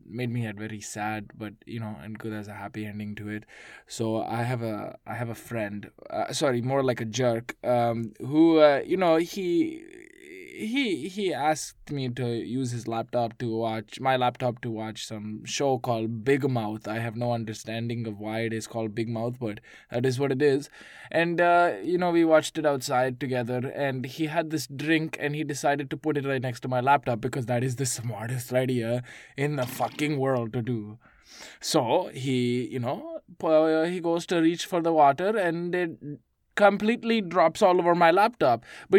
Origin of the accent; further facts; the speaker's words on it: Toronto, Ontario, Canada; I am from Toronto, Canada. It is like an hour flight from New York. But that is originally where I'm from.